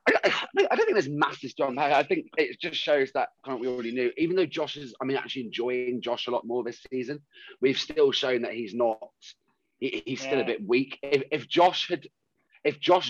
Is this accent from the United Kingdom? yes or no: yes; United Kingdom